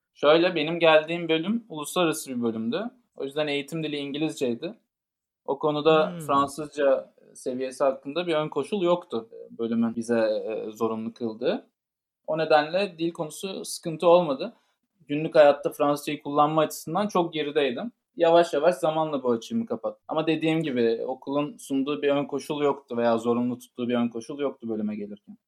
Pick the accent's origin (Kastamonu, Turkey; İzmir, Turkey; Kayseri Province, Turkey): İzmir, Turkey; moved away as an adult; also born or lived in Istanbul; now in Paris, France; Ben de İzmirliyim ve ilkokul ve liseyi İzmir'de tamamladım.